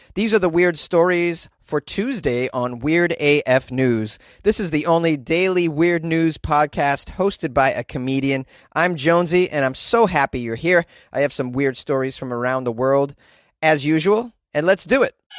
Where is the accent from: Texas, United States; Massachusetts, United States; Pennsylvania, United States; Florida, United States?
Massachusetts, United States; New England; moved away as an adult; now in Southern California, United States; I'm from New England, and I had to deal with snowfall for the majority of my life